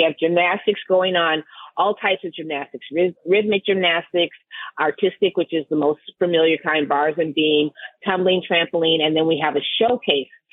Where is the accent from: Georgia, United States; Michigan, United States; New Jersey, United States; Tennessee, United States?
Michigan, United States; Detroit; now in New York, United States; I'm from Detroit and I was able to take gymnastics for free pretty much from the recreation department